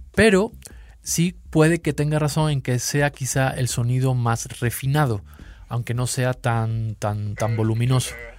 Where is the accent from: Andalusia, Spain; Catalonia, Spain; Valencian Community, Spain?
Andalusia, Spain; Seville; accent: sevillano; moved away as an adult; now in Mexico City, Mexico; Yo soy de Sevilla, sí. Aquí llevo ya unos años, ya casi una década, medio chilango